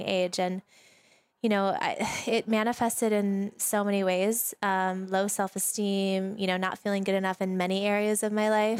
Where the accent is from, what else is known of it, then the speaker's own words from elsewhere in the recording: Sedona, Arizona, United States; We've known each other since we were kids, um, and we grew up together in Sedona, Arizona.